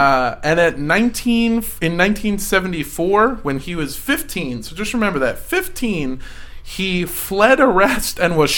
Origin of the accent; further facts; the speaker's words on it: Iowa, United States; I'm from Iowa, right? So people move here to, like, get away from the crime, but, like, we actually have a lot of crime.